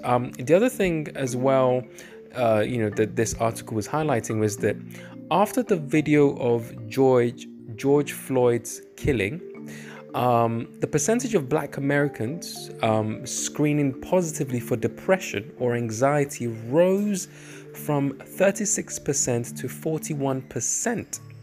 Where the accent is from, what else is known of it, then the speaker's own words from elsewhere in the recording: Nigeria; I'm Nigerian